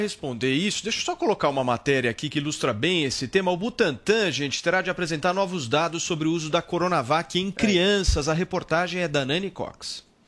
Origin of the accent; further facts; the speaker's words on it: Brazil; como brasileiro